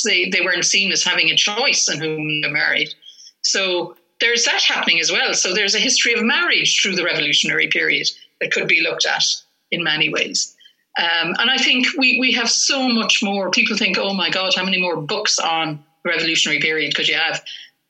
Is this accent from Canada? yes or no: no; Ireland; me as an Irish woman in 21st century Ireland